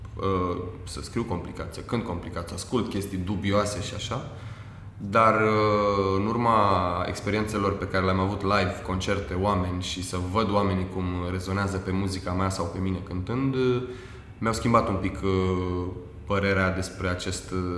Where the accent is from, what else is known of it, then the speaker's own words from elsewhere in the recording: Romania; pentru noi, ca români